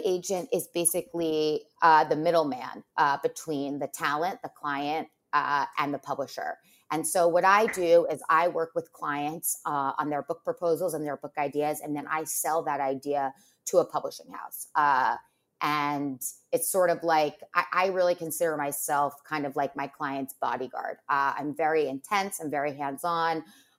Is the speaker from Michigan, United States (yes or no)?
no; New York, United States; Well, so I grew up in Westchester and I always loved to read.